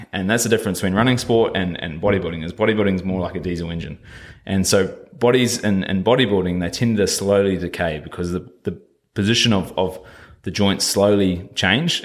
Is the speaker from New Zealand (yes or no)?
yes; New Zealand; moved away as an adult; I come over here from New Zealand at about 19, yeah, about 19 years old